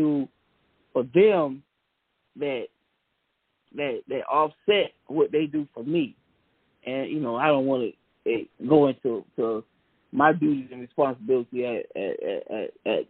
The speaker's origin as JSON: {"language": "English", "town": "Savannah", "region": "Georgia", "country": "United States", "tie": "born or raised there", "said": "I grew up in Savannah, Georgia"}